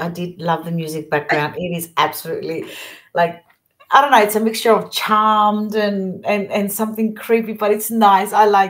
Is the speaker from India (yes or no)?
no; Australia; also born or lived in Greece; Well, I was born in Australia, and I left Australia when I was about 8, then came to Greece, stayed here 12, and then went back to Australia.